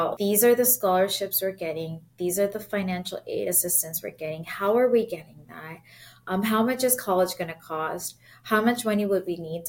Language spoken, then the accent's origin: English; San Jose, California, United States; moved away as an adult; now in Chicago, United States; I grew up in San Jose, California, born and bred. I'm always going to be a Bay Area girl